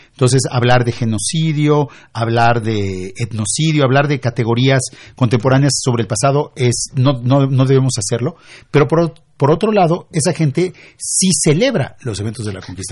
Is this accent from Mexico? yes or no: yes; Mexico; los mexicanos fuimos vencidos, conquistados